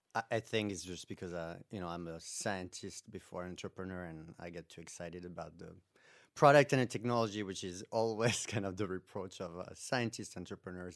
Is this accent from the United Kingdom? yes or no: no; France; moved away as an adult; now in United States; I came from France originally, where, there I got my master's